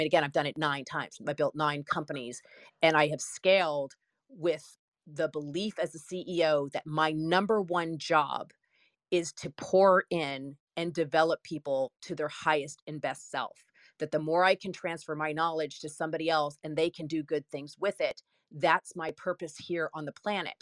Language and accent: English; Stone Mountain, Georgia, United States; I grew up in Stone Mountain, Georgia.